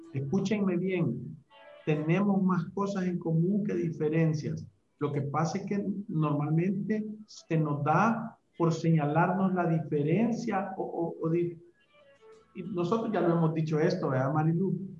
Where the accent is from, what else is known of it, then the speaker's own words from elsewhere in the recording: El Salvador; somos salvadoreños